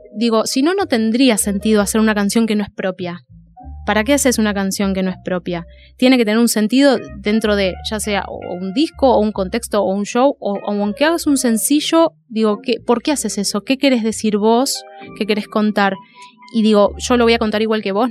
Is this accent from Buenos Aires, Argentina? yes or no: yes; Dique Luján, Buenos Aires, Argentina; yo me crié en Dique Luján y, vivo ahora en, en, Dique Luján, que es un lugar de zona de río.